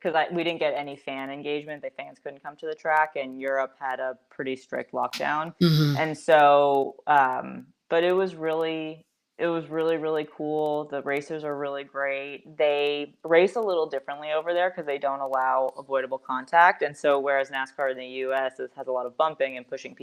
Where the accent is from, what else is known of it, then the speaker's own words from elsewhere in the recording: New York City, New York, United States; also born or lived in Northern California; I was raised in New York City